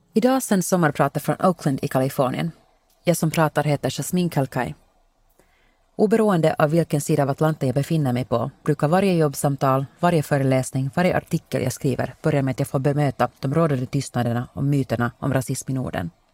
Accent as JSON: {"language": "Swedish", "town": "Helsinki", "region": "Uusimaa", "country": "Finland", "tie": "born or raised there", "moved": "as an adult", "lives_now": "United States"}